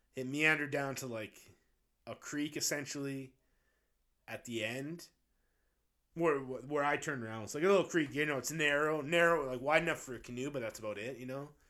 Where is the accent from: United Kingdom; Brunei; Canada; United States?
Canada; Abbotsford, British Columbia; Abbotsford's, like, my hometown.